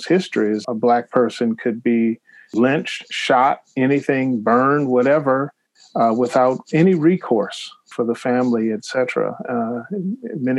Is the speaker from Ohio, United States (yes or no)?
yes; Cleveland, Ohio, United States; moved away as an adult; also born or lived in Washington, D.C. / Boston; now in Milwaukee, United States; I was born in Cleveland, Ohio, and left Cleveland after college